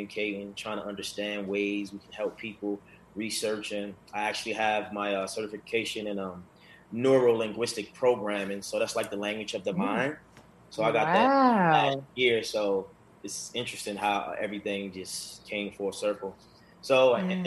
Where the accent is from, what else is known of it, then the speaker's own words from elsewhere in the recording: Baltimore, Maryland, United States; moved away as an adult; now in Los Angeles, United States; growing up in Baltimore, a very negative environment